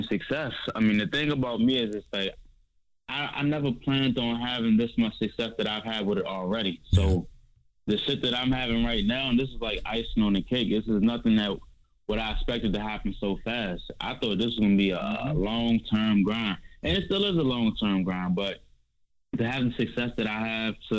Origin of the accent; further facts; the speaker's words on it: Washington, District of Columbia, United States; I grew up in Trinidad, Northeast D.C.